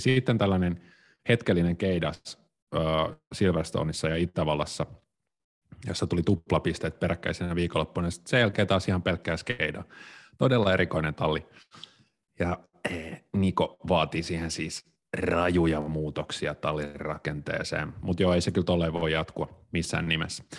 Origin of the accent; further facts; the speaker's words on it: Tampere, Pirkanmaa, Finland; Mä oon siis kotoisin Tampereelta